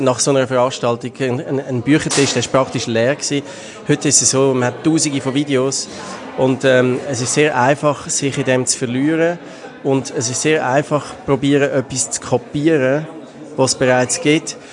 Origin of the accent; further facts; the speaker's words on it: Baden, Aargau, Switzerland; ich komme aus Baden, ich bin Slam-Poet, Autor